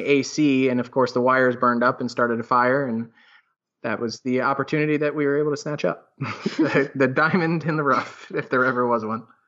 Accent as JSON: {"language": "English", "town": "Sarasota", "region": "Florida", "country": "United States", "tie": "born or raised there", "also_born_or_lived": "West Palm Beach, Florida / New York", "said": "Sarasota, which is our hometown"}